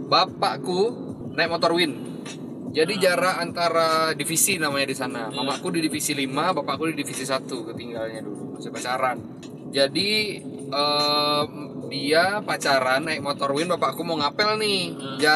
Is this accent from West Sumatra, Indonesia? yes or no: yes; West Sumatra, Indonesia; Emang dari dari kecil di di Solo Selatan sih dulu waktu zaman kecil di hutan sawit